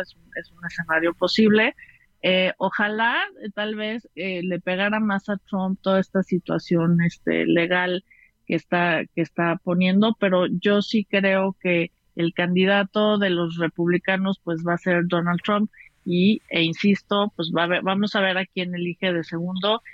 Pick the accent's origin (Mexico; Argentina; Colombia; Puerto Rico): Mexico